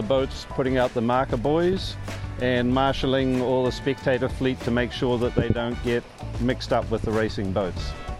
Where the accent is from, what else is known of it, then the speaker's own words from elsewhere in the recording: New Zealand; now in Garraf, Spain; I'm from New Zealand